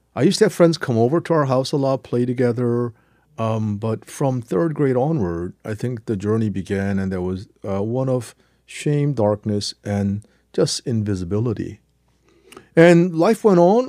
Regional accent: South Korea; English is a second language; moved away; also born or lived in New Jersey, United States / Cambridge, England; learning English in Korea

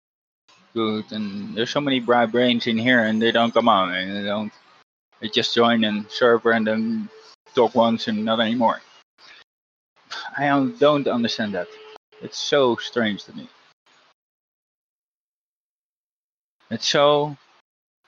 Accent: Netherlands; born or raised there

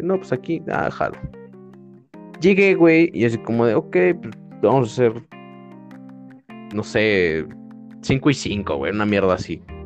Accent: San José el Alto, Querétaro, Mexico; estaba en San José el Alto. Ahí estaba mi primaria

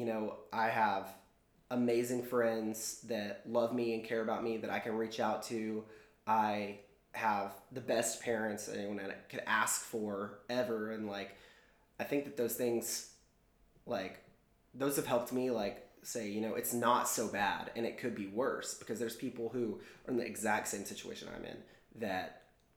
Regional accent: Texas, United States; growing up in Texas, like I did

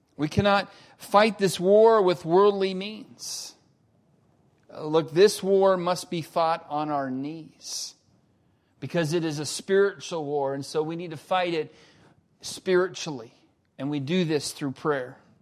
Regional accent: United States; we Americans

